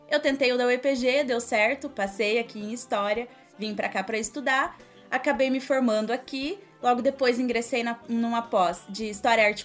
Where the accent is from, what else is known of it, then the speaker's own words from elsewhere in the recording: Cianorte, Paraná, Brazil; eu nasci e fui criada em Cianorte. A cidade no noroeste do estado é conhecida por ser capital do vestuário.